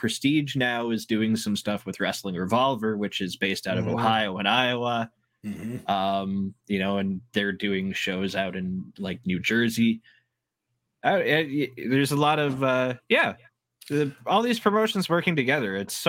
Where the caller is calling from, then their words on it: Ontario, Canada; So I'm like in between Toronto and Detroit. I'm an hour from Toronto, so I'm only 3 hours to Detroit.